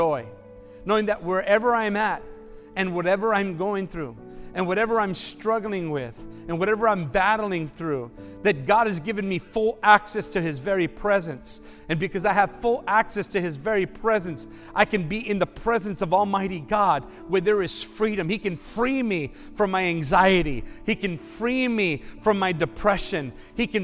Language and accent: English; United States; as an American citizen